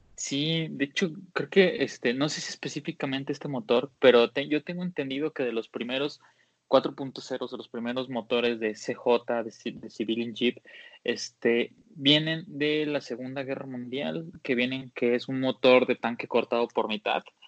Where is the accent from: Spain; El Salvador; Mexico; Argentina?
Mexico; Jalisco; soy de Jalisco